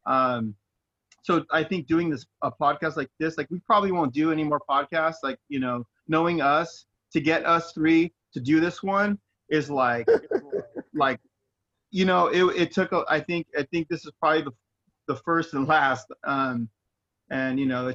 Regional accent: Inland Empire, California, United States; We're just idiots from the Inland Empire

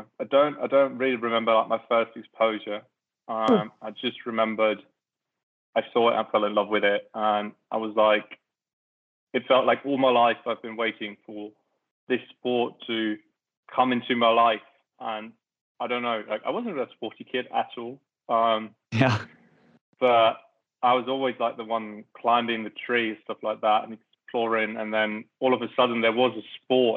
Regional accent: around Frankfurt, Hesse, Germany; I grew up around Frankfurt

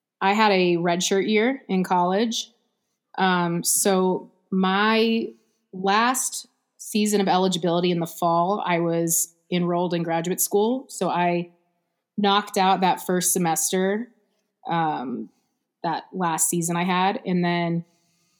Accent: Houston, Texas, United States; I'm from South Houston, and Challenge was all the way on the north side

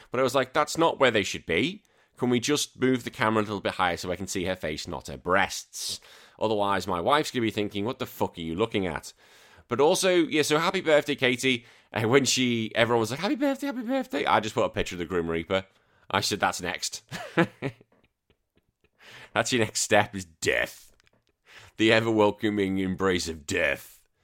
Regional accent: United Kingdom; we're both British.

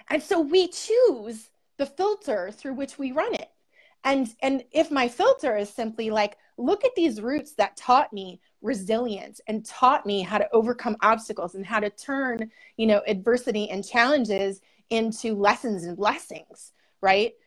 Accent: Buffalo, New York, United States; now in Seneca Falls, United States; originally in Buffalo, New York, and right now I'm in the Finger Lakes. I'm in Seneca Falls

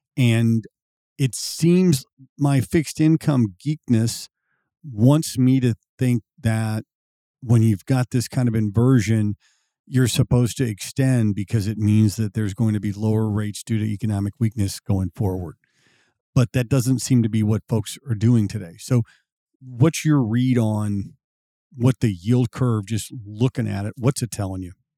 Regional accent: Missouri, United States; I was born and raised in Missouri

